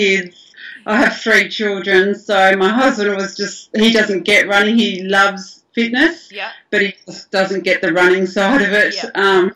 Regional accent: Blue Mountains, New South Wales, Australia; moved away as an adult; now in Maryland, United States; Originally, I grew up in the Blue Mountains.

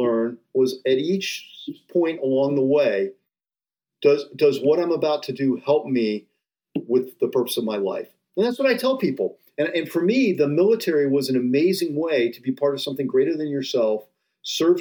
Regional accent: Rocky River, Ohio, United States; I grew up in Rocky River outside Cleveland

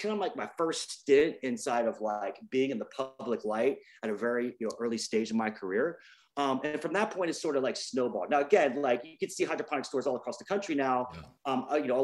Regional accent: Virginia Beach, Virginia, United States; moved away as an adult; now in California, United States; I grew up in Virginia Beach, Virginia, originally.

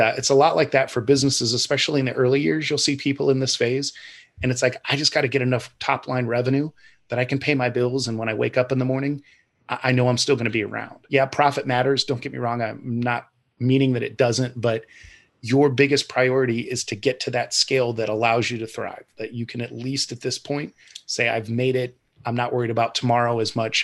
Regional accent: Ohio, United States; I'm kind of born and raised in Ohio

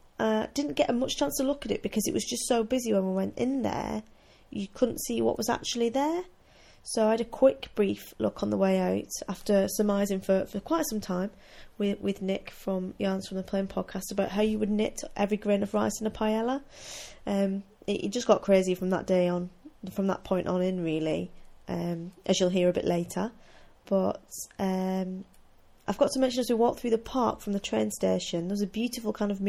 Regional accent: United Kingdom; because we're all British, so we stand there and we don't want to touch a yarn that someone else might be looking

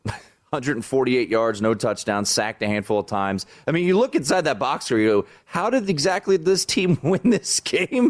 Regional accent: Washington, District of Columbia, United States; my hometown, Washington, D.C.

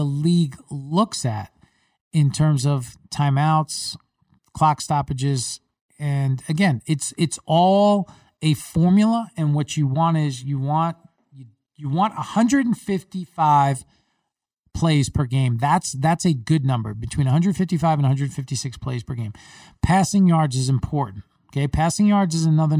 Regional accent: New York, United States; I grew up in New York.

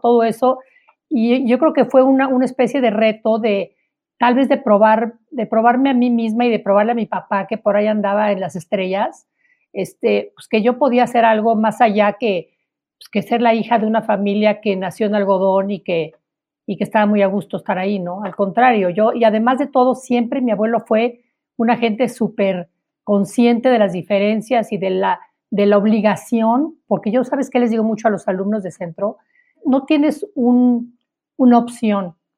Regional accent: Mexico

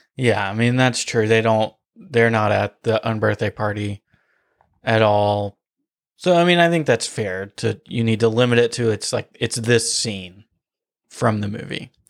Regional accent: outside of Nashville, Tennessee, United States; where we grew up outside of Nashville

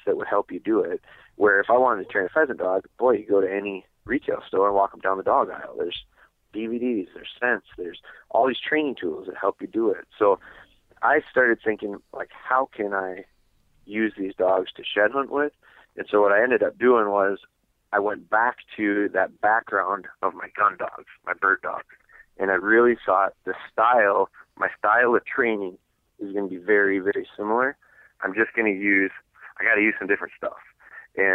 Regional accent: Wisconsin, United States; I'm from Wisconsin

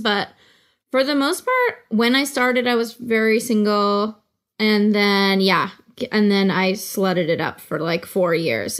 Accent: the Bay Area, California, United States; I'm from the Bay Area, and it's, like, a very, uh, Oh, it's like a place with a lot of local pride

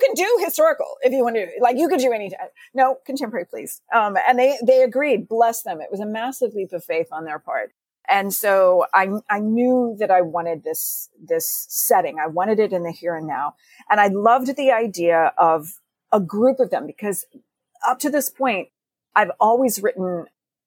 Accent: Texas, United States; growing up in Texas

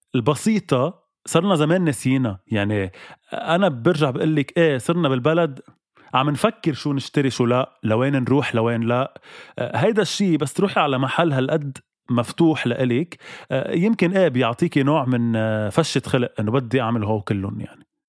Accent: Lebanon; كلبناني موجود بلبنان

